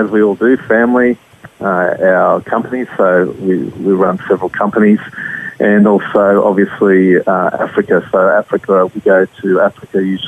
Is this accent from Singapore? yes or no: no; Australia; as Australians